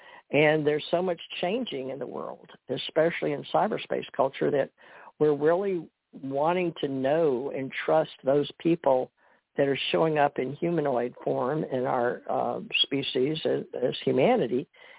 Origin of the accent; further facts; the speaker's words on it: Monroe, Louisiana, United States; born there; that's how I was born in Monroe, Louisiana